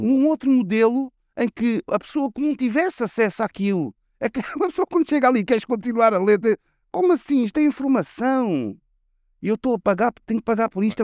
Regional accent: Lisbon, Portugal; Se eu disser que sou de Chelas, vou dizer que sou de, do Oriente

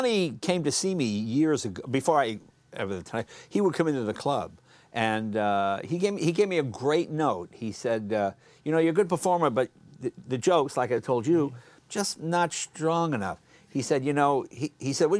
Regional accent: New England, United States; moved away; I grew up in New England

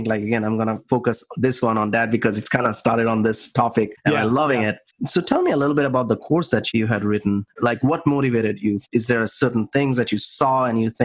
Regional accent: India; moved away; growing up in India for us, it's like, you got to go to college, either engineer or doctor, and 80s kids

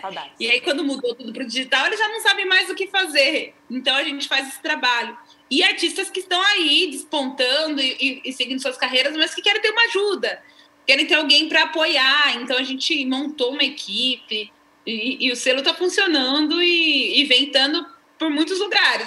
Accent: São Paulo, Brazil; moved away as an adult; a gente é natural de São Paulo

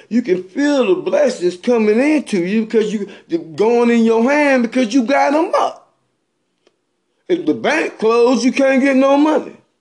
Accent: Bennettsville, South Carolina, United States; I'm from Bennettsville, South Carolina.

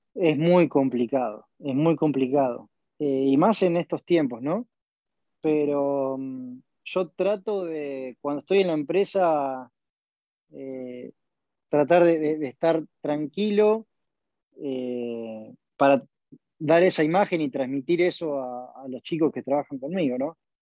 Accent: Argentina

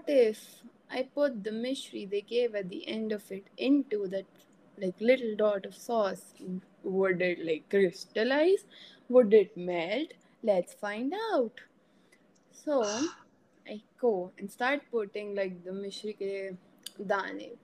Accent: India; being the Indian curious girl that I am

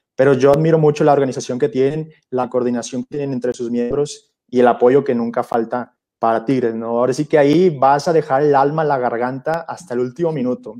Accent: Monterrey, Nuevo León, Mexico; moved away as an adult; now in Mexico City, Mexico; estoy en Ciudad de México por razones de mi formación eh, religiosa, pero pues sí, soy regio

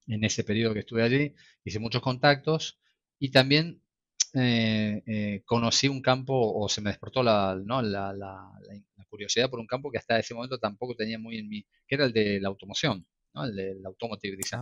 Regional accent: Argentina; moved away as an adult; now in Barcelona, Spain; yo soy de Argentina, estudié en Argentina, eh, como mi acento lo delata.

